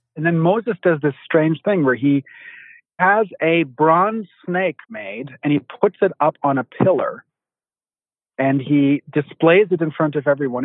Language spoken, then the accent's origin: English; Germany; moved away; I'm from Germany.